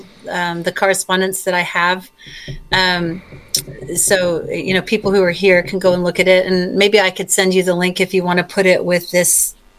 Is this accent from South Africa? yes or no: yes; South Africa; born there; And he's a U.S. national, but I'm not. He right. was born in Australia. I was born in South Africa.